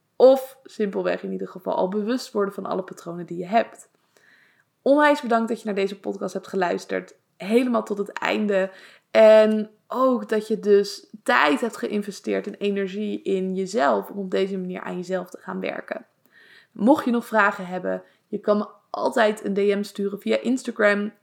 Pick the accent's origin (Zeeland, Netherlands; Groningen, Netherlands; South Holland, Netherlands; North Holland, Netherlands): South Holland, Netherlands; Leiden; also born or lived in Zoetermeer; Maar ik kom zelf uit Leiden